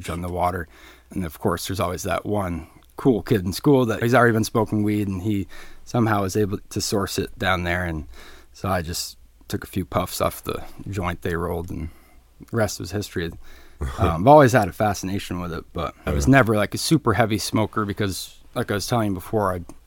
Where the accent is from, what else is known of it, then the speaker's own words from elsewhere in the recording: St. Albans, Vermont, United States; also born or lived in Georgia, Vermont / Barre, Vermont; I'm from St. Albans, Vermont, born and raised. I spent most of my time in Georgia. I'm a local boy.